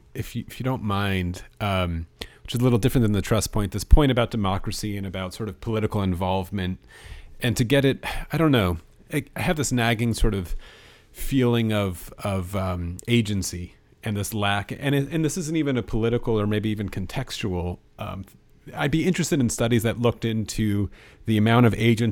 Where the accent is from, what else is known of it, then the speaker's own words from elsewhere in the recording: United States; being an American